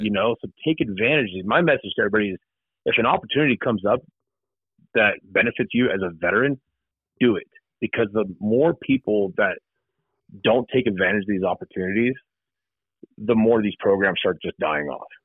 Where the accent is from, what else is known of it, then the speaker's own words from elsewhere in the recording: Southern California, United States; moved away as an adult; now in Ohio, United States; I'm originally from Southern California